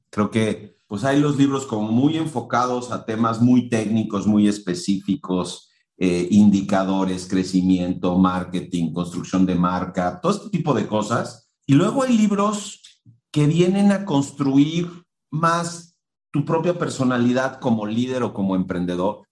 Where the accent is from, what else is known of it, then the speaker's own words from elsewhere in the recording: Mexico; en el contexto de una cultura como la mexicana, donde tenemos unas estructuras jerárquicas gigantescas